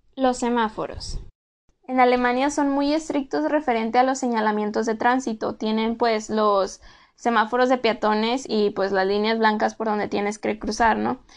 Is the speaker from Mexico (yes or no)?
yes; Mexico; also born or lived in Germany; nosotros como mexicanos